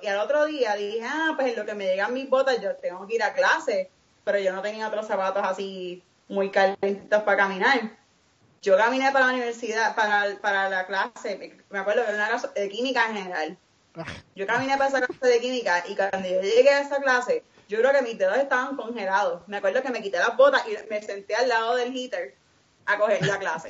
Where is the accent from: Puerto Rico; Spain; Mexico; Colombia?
Puerto Rico; Guaynabo; moved away as an adult; also born or lived in Iowa / Alabama; now in Missouri, United States; yo también soy de Guaynabo